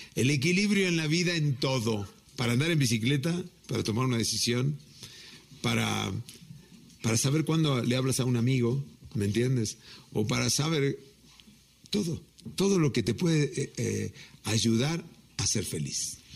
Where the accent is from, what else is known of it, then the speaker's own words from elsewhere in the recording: Mexico; soy mexicano hasta las pampas